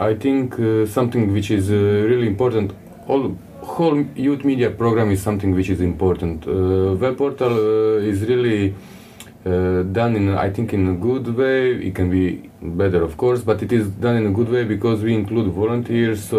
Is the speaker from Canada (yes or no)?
no; Croatia